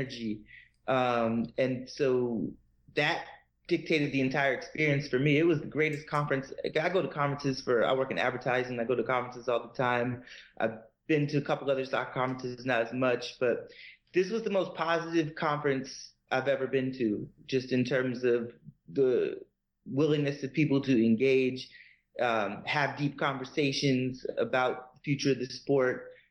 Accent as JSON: {"language": "English", "region": "Massachusetts", "country": "United States", "tie": "born or raised there", "moved": "as an adult", "lives_now": "Atlanta, United States", "said": "my grounding in Boston sports and growing up in Massachusetts"}